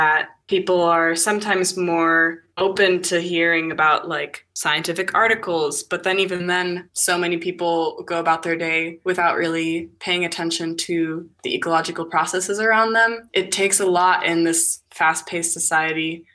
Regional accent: Bay Area, California, United States; born or raised there; moved away as an adult; now in Washington, United States

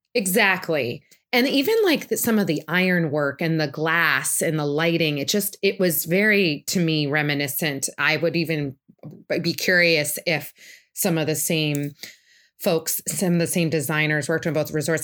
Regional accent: Boston, Massachusetts, United States; now in Saratoga Springs, United States; I'm originally from the Boston area

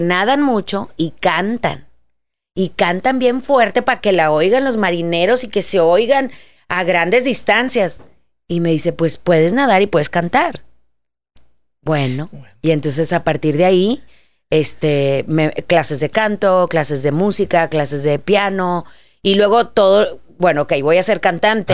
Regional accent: Monterrey, Nuevo León, Mexico; moved away; vengo desde Monterrey

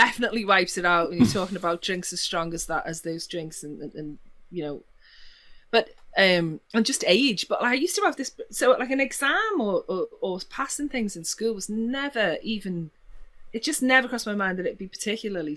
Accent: Liverpool, North West England, United Kingdom; I'm from Liverpool

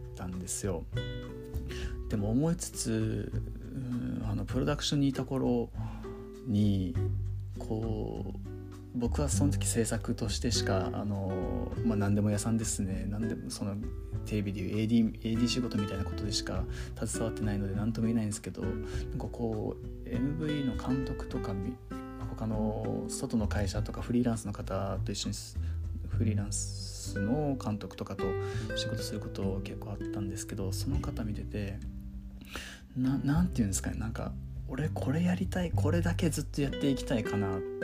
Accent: Okinawa, Japan; moved away as an adult; now in Tokyo, Japan; 東京上京した後もずっと沖縄に帰ってから沖縄のつながりでしか撮影したことなかった

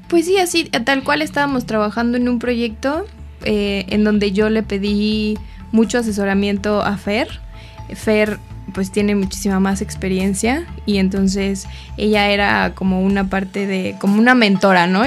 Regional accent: Mexico City, Mexico; en mi familia nosotros somos de Ciudad de México

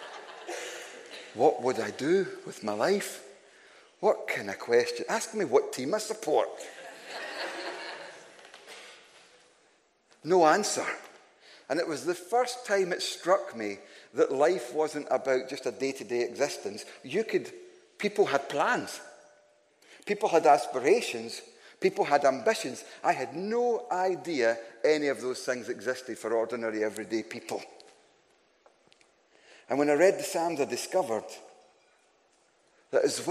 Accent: Glasgow, Scotland, United Kingdom; I am from Glasgow

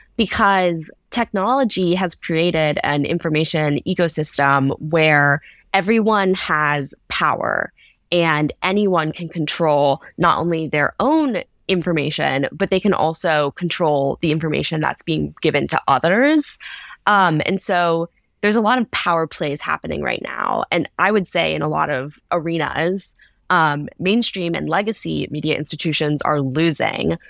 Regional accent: Ohio, United States; I'm from Ohio, uh, in the Midwest.

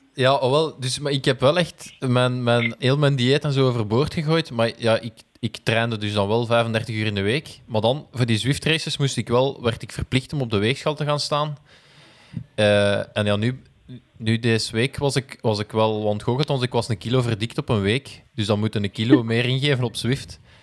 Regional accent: Belgium; als Belgen

